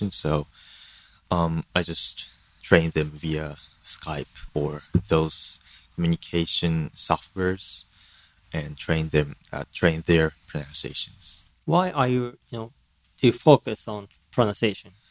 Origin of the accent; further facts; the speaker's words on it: Japan; English is a second language; I am a full Japanese, but I have um, learned English since I was very little, like four years old